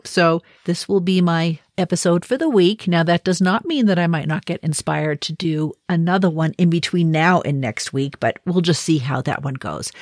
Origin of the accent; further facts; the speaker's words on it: Boston, Massachusetts, United States; moved away; I'm originally from Boston